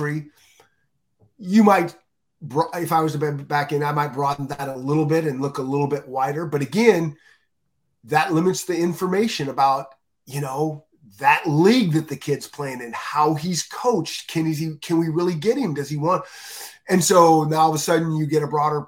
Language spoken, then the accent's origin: English; the West, United States; growing up in the West